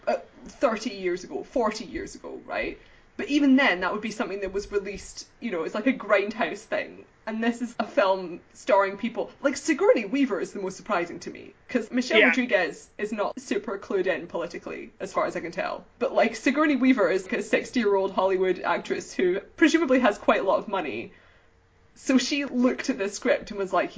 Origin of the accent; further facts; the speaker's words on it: United Kingdom; as a British person